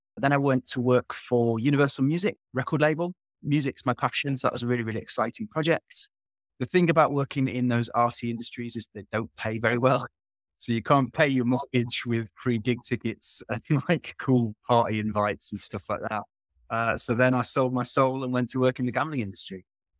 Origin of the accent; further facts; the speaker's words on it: Bakewell, East Midlands, United Kingdom; now in London, United Kingdom; So I'm British. I'm from a little town in the north of England called Bakewell near Sheffield.